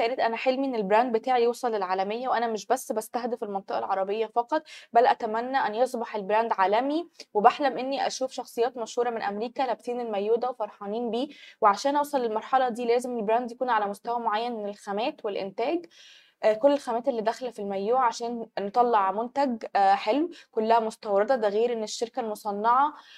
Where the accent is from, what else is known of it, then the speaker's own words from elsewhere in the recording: Egypt; عندنا في مصر